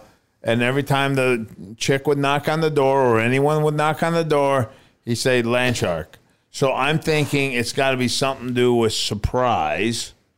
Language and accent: English; Lebanon; Well, just because I'm from Lebanon?